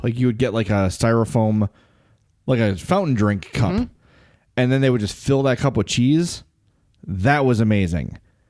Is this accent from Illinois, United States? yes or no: yes; Lombard, Illinois, United States; I only know this because growing up in Lombard, my high school did a story on it.